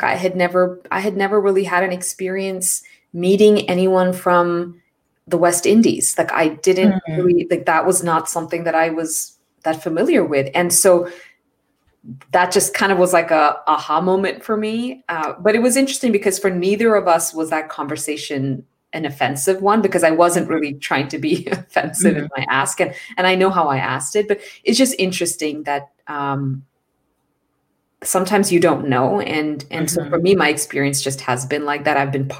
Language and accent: English; India; born there; also born or lived in Middle East; So growing up, I mentioned I was born in India, but I lived in the Middle East, which meant that I actually was living with a lot of international communities.